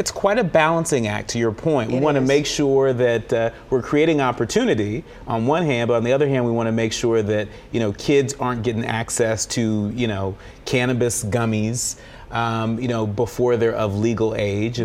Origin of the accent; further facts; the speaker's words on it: California, United States; moved away; my home state of California.